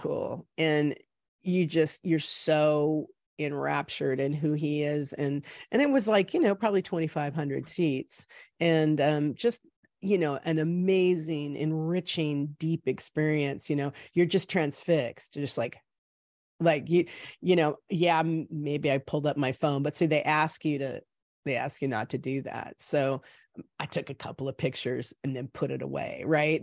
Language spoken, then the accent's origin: English; Salem, Oregon, United States; moved away as an adult; also born or lived in Oakland, California; now in California, United States; I was born here in California, in Oakland, and then my parents moved us up when I was probably like seven or eight, um, up to Salem, Oregon